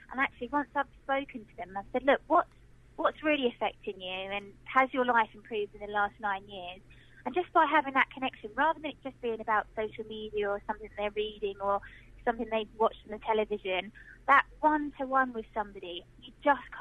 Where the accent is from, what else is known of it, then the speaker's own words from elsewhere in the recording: Harlow, East of England, United Kingdom; So I grew up in Harlow. I went to the schools here. I'm still living here now